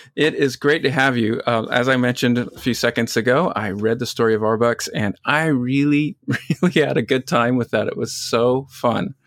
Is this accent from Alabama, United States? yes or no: no; Utah, United States; I grew up in Utah